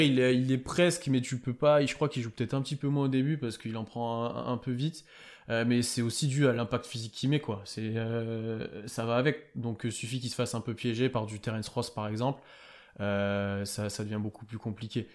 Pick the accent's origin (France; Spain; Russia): France; je sais qu'on est français